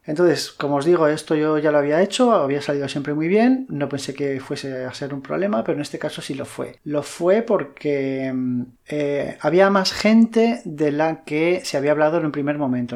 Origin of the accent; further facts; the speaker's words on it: Madrid, Community of Madrid, Spain; now in Valencia, Spain; yo no soy de Valencia, eh, yo soy de Madrid y cuando me vine a vivir aquí